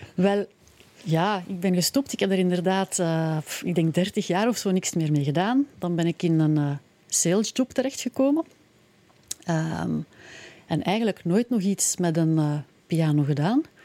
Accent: Pellenberg, Flanders, Belgium; also born or lived in Leuven; ik ben afkomstig van Pellenberg, in, Leuven gestudeerd en, hm. en, inderdaad ook een tijd gewoond

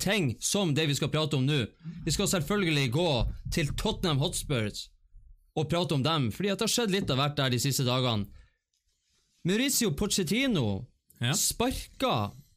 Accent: Bodø, Nordland, Norway; Vi er jo fra Bodø

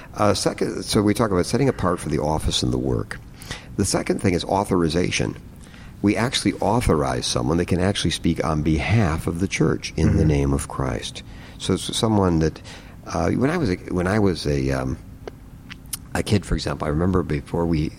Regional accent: United States; all of us are really proud, let's say, as American citizens

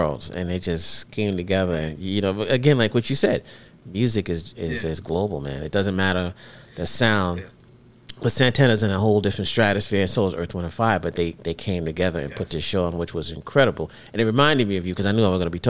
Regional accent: New York City, New York, United States; growing up in New York City.

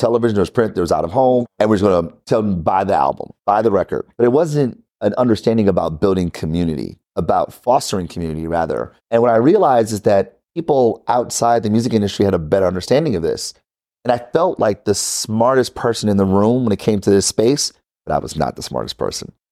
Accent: Detroit, Michigan, United States; I'm from Detroit, born and raised.

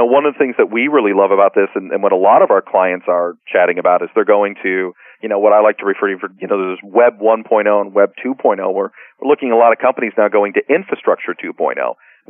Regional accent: Chicago, Illinois, United States; also born or lived in Montreal, Canada; I was born in Montreal. I was raised in Chicago, so I don't know much about earthquakes.

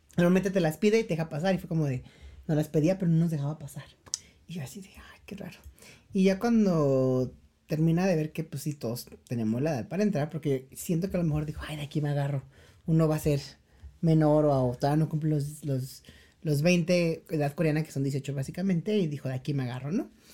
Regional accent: Mexico; moved away as an adult; also born or lived in South Korea; sí somos mexicanos

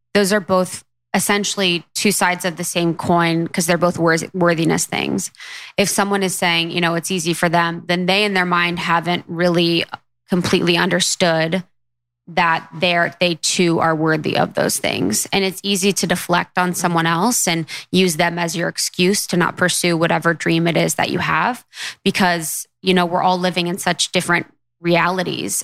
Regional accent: Midwest, United States; my assumptions growing up in the Midwest

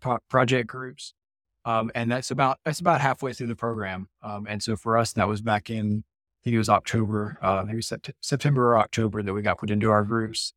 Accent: Mississippi, United States; I'm from born and raised in Mississippi

